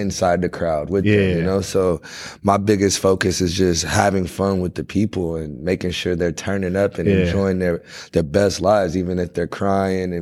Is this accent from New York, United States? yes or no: no; Orlando, Florida, United States; I'm from Orlando, Florida, home of like pop music